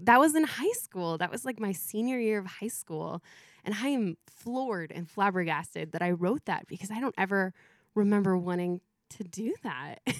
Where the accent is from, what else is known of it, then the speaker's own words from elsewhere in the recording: Mentone, California, United States; I grew h, up here in Southern California